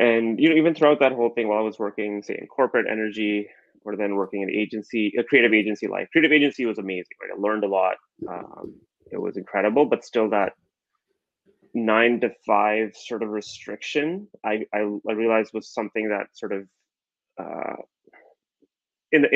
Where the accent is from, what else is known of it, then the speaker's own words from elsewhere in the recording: Calgary, Alberta, Canada; I grew up in Calgary